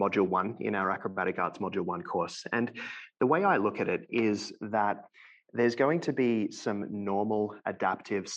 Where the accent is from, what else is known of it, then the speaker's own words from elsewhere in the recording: Melbourne, Victoria, Australia; moved away as an adult; now in London, Canada; So I'm originally from Melbourne, Australia, and I now live in London, Ontario, which is about 2 hours west of Toronto in Canada